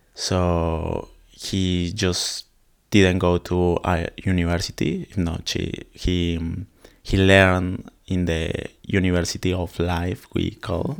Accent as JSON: {"language": "English", "country": "Colombia", "second_language": "English", "moved": "yes", "lives_now": "Australia", "said": "I'm from Colombia."}